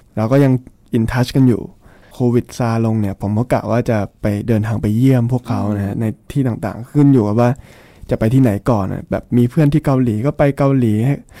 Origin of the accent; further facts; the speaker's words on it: Thailand; moved away as an adult; also born or lived in Shanghai, China